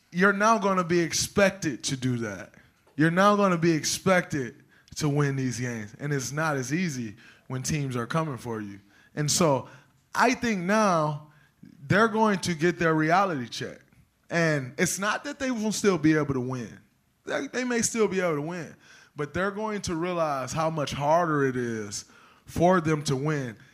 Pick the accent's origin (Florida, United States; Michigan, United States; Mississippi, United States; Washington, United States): Michigan, United States; Saginaw; I'm from Saginaw